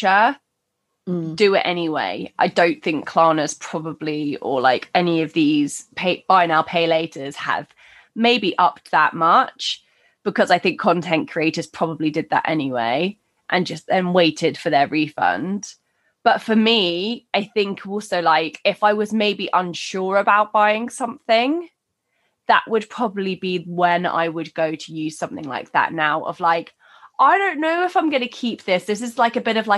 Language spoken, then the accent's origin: English; United Kingdom; We're very British